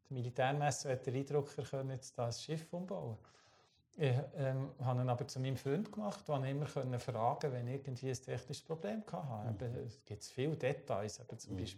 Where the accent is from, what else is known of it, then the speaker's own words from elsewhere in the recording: Switzerland; mit, als Schweizer äh, auf einem holländischen alten Frachter